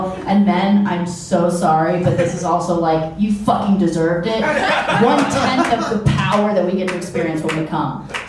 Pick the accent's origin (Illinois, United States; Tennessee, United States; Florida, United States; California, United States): Illinois, United States; Chicago; I'm from Chicago.